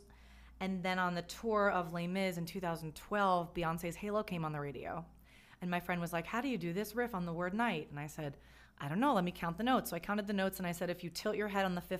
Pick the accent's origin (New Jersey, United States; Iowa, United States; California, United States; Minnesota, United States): New Jersey, United States; I grew up in New Jersey